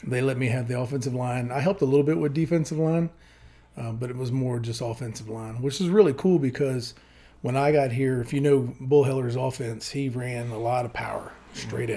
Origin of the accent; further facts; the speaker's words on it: Hampton, Virginia, United States; moved away as an adult; also born or lived in Windsor, Virginia / Texas / Richmond, Virginia; I grew up in Hampton, Virginia